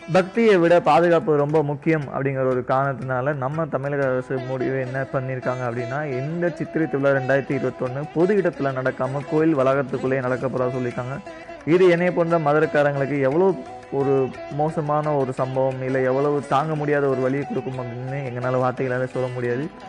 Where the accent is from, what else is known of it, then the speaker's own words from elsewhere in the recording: Madurai, Tamil Nadu, India; நானும் மதுரைக்காரன் தான்